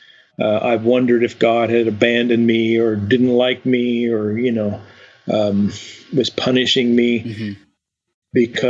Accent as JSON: {"language": "English", "region": "eastern Washington", "country": "United States", "tie": "born or raised there", "said": "My upbringing was in a little town in eastern Washington"}